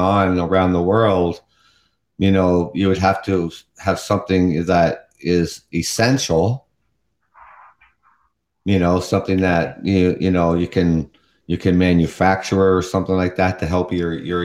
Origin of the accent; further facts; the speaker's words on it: Canada; also born or lived in London, Ontario; I am from Canada